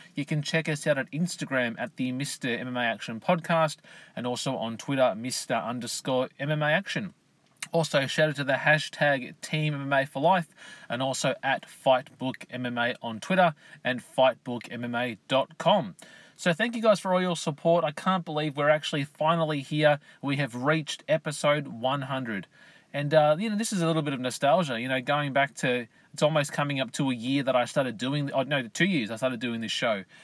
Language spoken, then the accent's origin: English; Australia; here in my home country of Australia